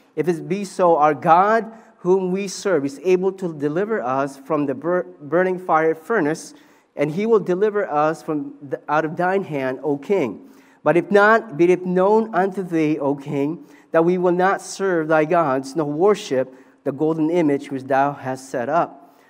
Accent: Vancouver, British Columbia, Canada; moved away as an adult; also born or lived in Philippines; I grew up in Vancouver

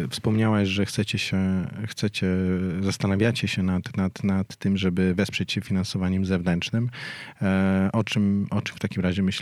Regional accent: Warsaw, Masovian Voivodeship, Poland; jestem warszawianką z urodzenia.

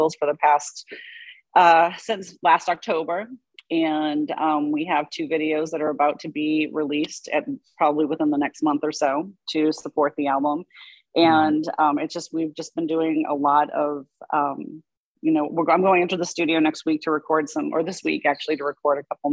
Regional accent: Boston, Massachusetts, United States; I grew up in Boston

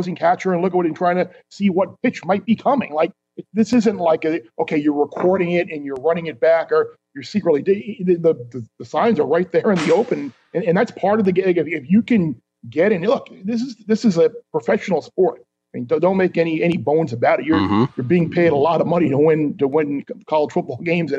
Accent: New York, United States; growing up in New York

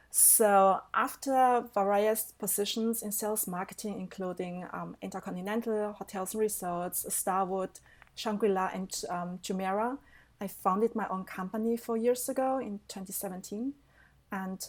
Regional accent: Germany; also born or lived in Taiwan; I'm originally from Taiwan. So the little but very charming island next to China, to our big sister China. I came to Germany when I was 10 and I grew up with my aunt and uncle.

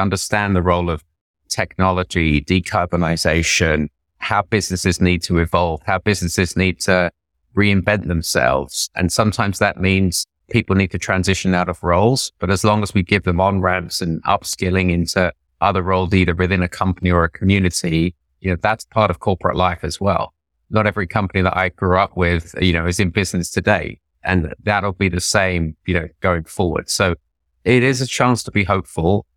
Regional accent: London, United Kingdom; moved away as an adult; also born or lived in India; now in New York, United States; I'm just an Indian immigrant from North London

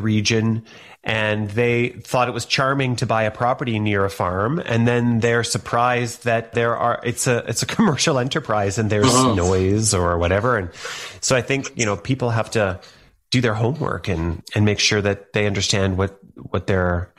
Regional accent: Thunder Bay, Ontario, Canada; I grew up in Thunder Bay, Ontario

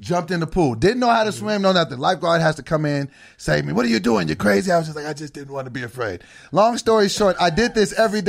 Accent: Sacramento, California, United States; I grew up in Sacramento, California.

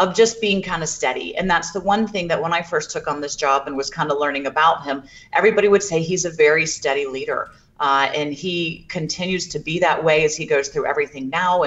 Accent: Jacksonville, Florida, United States; I'm actually from Jacksonville as well.

